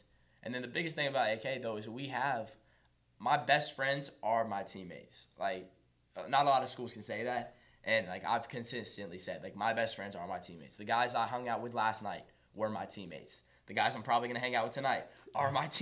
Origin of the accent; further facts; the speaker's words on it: Charlotte, North Carolina, United States; I grew up as a Ardrey Kell ball boy